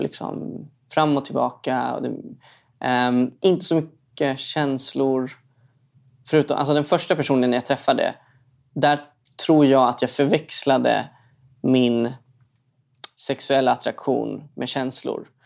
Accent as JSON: {"language": "Swedish", "town": "Stockholm", "region": "Stockholm County", "country": "Sweden", "tie": "born or raised there", "said": "uppvuxen i en förort i Stockholm."}